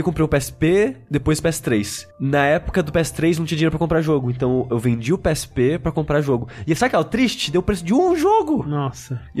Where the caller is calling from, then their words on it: Rio de Janeiro, Brazil; sou aqui do Rio de Janeiro